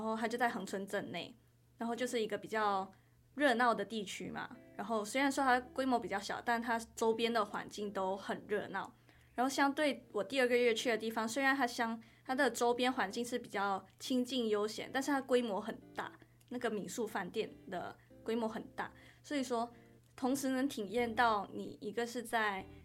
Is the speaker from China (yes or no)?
no; Kuala Lumpur, Malaysia; moved away as an adult; now in Chiayi, Taiwan; 我来自吉隆坡